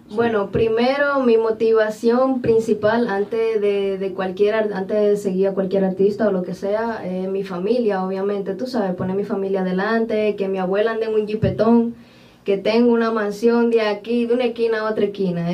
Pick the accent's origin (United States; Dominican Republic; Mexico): Dominican Republic; Barahona; yo soy oriunda de Barahona